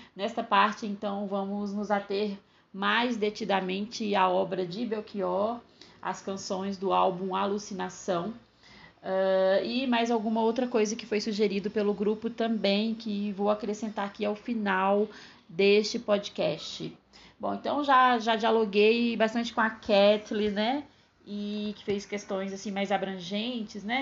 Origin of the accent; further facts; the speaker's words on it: Northeast Region, Brazil; Eu, que sou nordestina